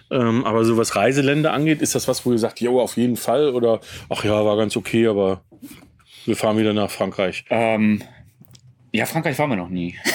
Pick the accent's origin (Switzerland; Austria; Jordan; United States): United States; ich bin als Kind aufgewachsen in den USA und habe ähm, mit meinen Eltern sehr viel campingmäßig war dort unterwegs.